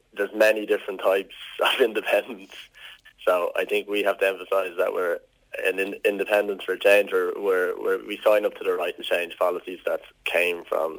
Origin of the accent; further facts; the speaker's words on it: Rush, Leinster, Ireland; I'm from Rush.